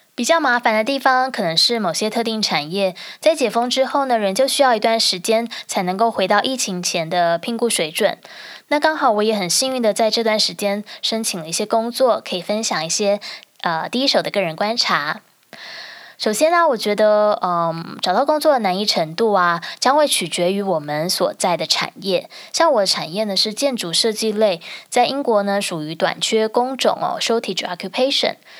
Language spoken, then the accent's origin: Chinese; Taiwan; now in United Kingdom; 因为我在台湾长大